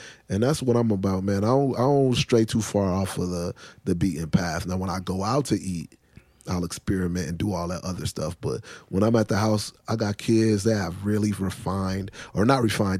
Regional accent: Chicago, Illinois, United States; I've been cooking. I'm from Chicago, man.

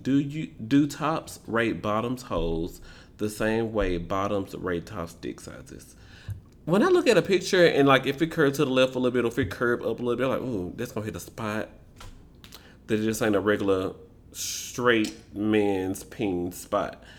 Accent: Memphis, Tennessee, United States; I am from Memphis.

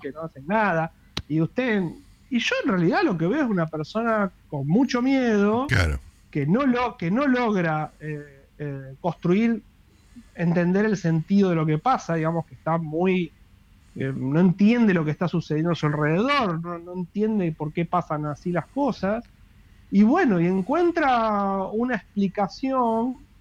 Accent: Rosario, Santa Fe, Argentina; yo soy de Rosario

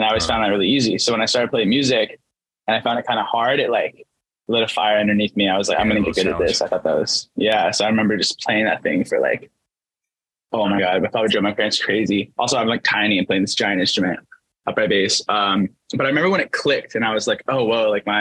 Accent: Kent, Washington, United States; A suburb called Kent

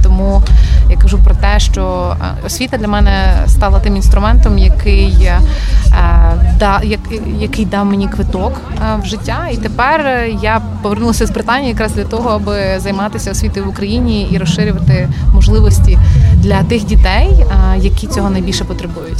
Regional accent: Ternopil, Ternopil Oblast, Ukraine; moved away as an adult; also born or lived in Kyiv / Oxford; в тому самому Тернополі, так звідки я родом

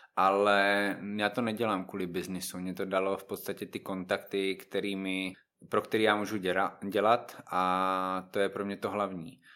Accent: Znojmo, South Moravian Region, Czechia; moved away as an adult; now in Brno, Czech Republic; znojmák, samozřejmě. Znojmo je prostě moje rodné město, ale teďka už většinu času trávím v Brně.

